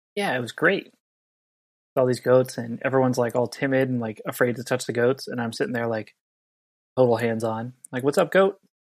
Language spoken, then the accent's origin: English; Southern California, United States; now in Santa Cruz, United States; I grew up on beaches in Southern California